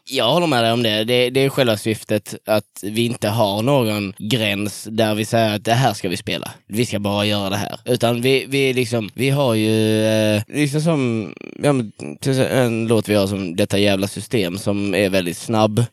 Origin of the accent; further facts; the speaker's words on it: Dönaberga, Skåne, Sweden; now in Kristianstad, Sweden; jag är ifrån eh, en sjukt liten ort. Det är sju hus runt en landsväg som heter Dönaberga. Eh, i, eh, mitt i Göinges skogar.